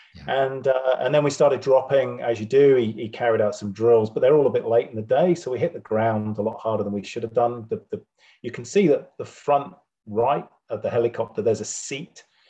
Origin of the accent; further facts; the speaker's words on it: Wiltshire, South West England, United Kingdom; moved away as an adult; now in New Zealand; I'm originally from, I was born in Wiltshire